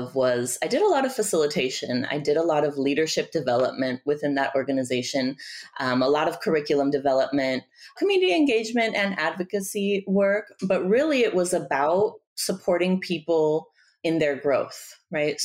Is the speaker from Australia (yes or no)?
no; Tijuana, Baja California, Mexico; also born or lived in Bay Area, California, United States; now in Washington, D.C., United States; I'm originally from Tijuana, from Mexico. I was living in the Bay Area for about 15 years before moving to Washington, D.C.